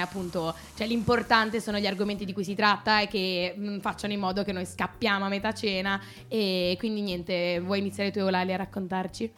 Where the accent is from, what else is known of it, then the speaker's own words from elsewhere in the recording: Genoa, Liguria, Italy; moved away as an adult; now in Milan, Italy; sono sempre genovese